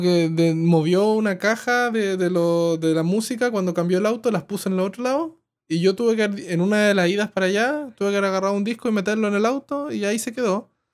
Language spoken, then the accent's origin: Spanish; Coyhaique, Aysén, Chile; soy de pueblo, de Coyhaique